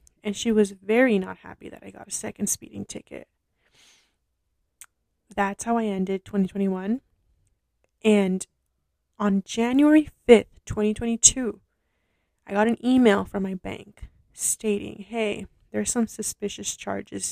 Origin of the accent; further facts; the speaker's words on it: Los Angeles, California, United States; I am from Los Angeles.